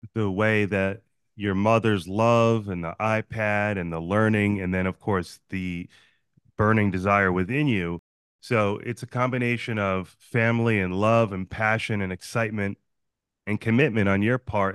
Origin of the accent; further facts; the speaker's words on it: New Jersey, United States; now in San Diego, United States; I'm from New Jersey